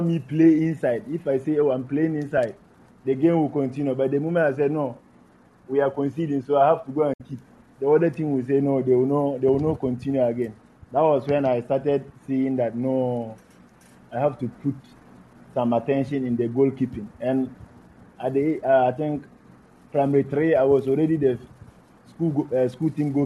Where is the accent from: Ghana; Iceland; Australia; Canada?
Ghana; Savannah Region; I grew up in Savannah region, and I had most of my educational system